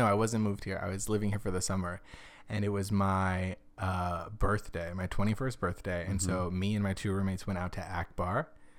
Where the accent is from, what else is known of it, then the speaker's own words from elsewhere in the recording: Arizona, United States; now in Los Angeles, United States; I came from Arizona where if you didn't walk out of the club looking like someone had drenched you in a fire hose